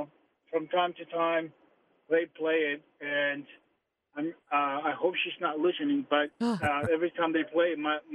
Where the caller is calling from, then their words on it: Freehold, New Jersey, United States; moved away; also born or lived in a Spanish-speaking country; I'm calling from Freehold, New Jersey.